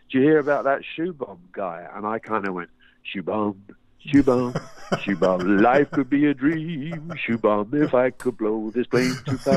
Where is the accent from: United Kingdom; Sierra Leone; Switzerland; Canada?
United Kingdom; London; Bobby, uh, Bobby and uh, Bob Suffolk and Bryn, the drummer, were all from South London, but I, I was from North.